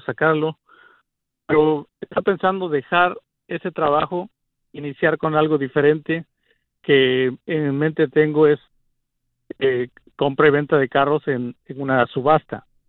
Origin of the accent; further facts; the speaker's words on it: Mexico; now in United States; soy un mexicano hindú